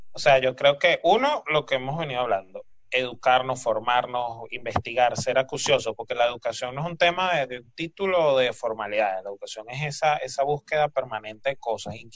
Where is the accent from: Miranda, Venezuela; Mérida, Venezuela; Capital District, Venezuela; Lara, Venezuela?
Miranda, Venezuela; Barlovento; tengo una compañera que también es de, Virongo, o sea, el pueblo vecino de Curiepe.